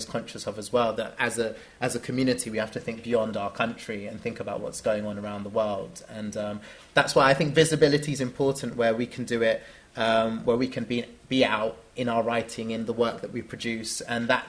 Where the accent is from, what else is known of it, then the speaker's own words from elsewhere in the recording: London, United Kingdom; growing up in London and being in the UK